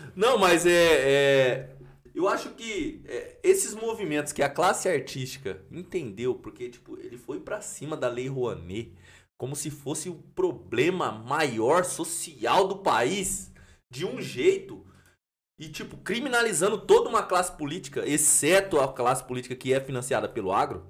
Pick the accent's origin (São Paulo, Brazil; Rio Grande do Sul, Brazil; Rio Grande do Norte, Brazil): São Paulo, Brazil; Campinas; sou aqui de Campinas